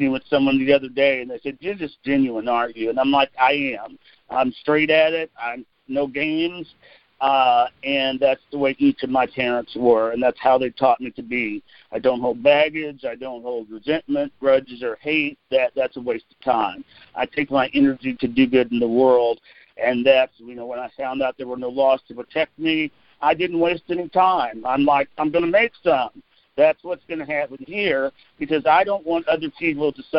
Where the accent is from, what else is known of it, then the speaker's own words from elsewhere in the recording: Fayette, Missouri, United States; also born or lived in Washington, D.C. / New York; a Fayesian, I grew up in Fayette, not Fayetteville